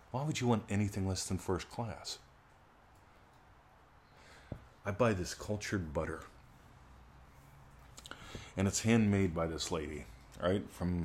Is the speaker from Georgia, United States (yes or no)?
no; Pennsylvania, United States; She didn't know I had one of them there trees growing up in Pennsylvania, but I did.